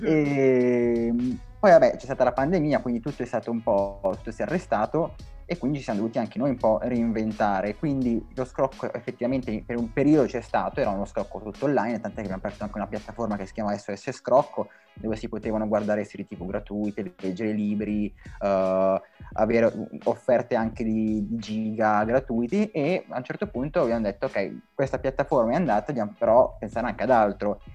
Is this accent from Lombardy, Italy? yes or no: yes; Brianza, Lombardy, Italy; moved away as an adult; now in Milan, Italy; vengo dalla Brianza, ma vivo da Milano, vivo a Milano da tre anni